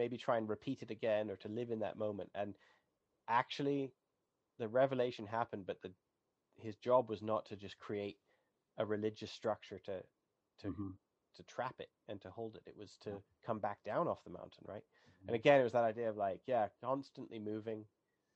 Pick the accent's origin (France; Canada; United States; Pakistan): Canada; I'm Canadian